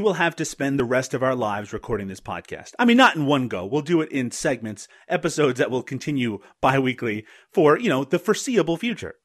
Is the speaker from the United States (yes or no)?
no; Canada; I'm Canadian